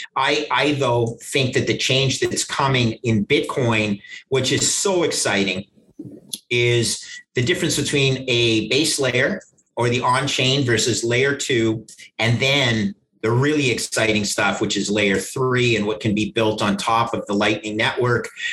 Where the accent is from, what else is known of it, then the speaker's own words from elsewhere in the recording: Canada; I grew up in Canada